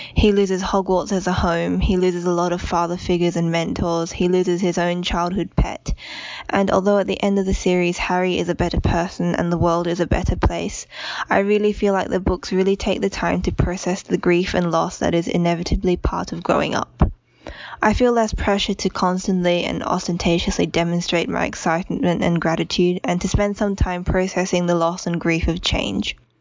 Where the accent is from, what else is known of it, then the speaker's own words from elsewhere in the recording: Australia; I'm from Australia